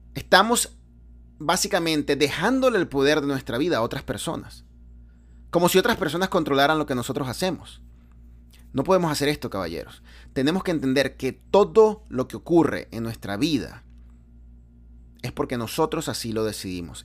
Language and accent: Spanish; Venezuela; moved away; yo vengo de Venezuela